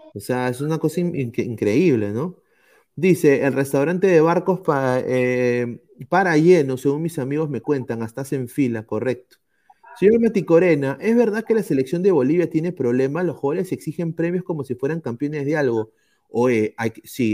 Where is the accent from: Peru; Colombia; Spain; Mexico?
Peru; como peruano